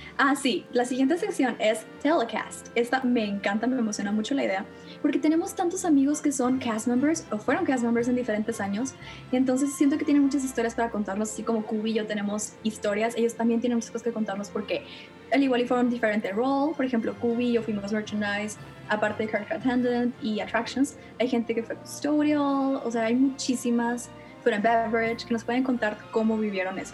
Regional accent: Monterrey, Nuevo León, Mexico; soy de Monterrey

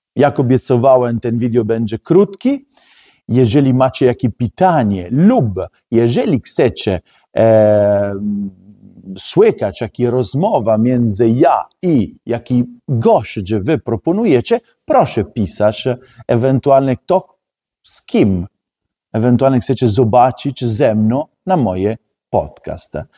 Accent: Italy; Polish is a second language; now in Poland; jestem Włoch

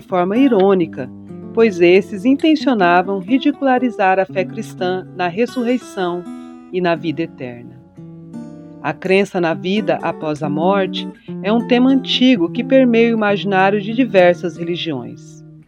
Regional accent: Mato Grosso do Sul, Brazil; also born or lived in São Paulo; Nascida em São Paulo, por acaso, mas criada em criada, educada e, e vivida em Mato Grosso do Sul, centro-oeste brasileiro, hoje na, morando em Dourados

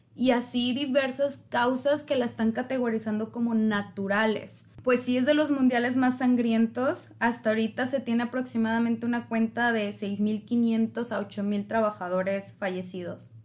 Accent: Mexico; somos 130 millones de mexicanos

